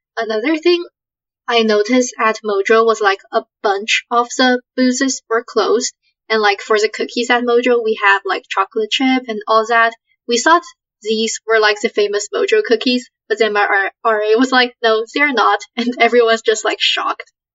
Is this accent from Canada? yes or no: yes; Canada; moved away as an adult; now in United States; I come from Canada and I'm like the only one from my high school who's coming here